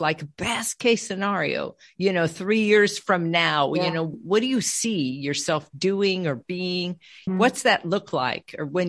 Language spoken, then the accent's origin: English; California, United States; also born or lived in Colorado; And I came from California and we met in Colorado.